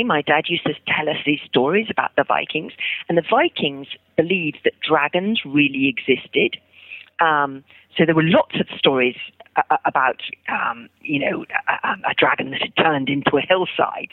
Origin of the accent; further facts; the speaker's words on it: London, United Kingdom; When I was younger, I grew up in London, in the center of London, in a house without a garden.